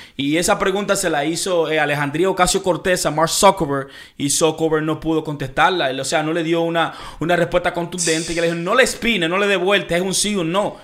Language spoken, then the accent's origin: Spanish; Dominican Republic; de donde yo vengo, República Dominicana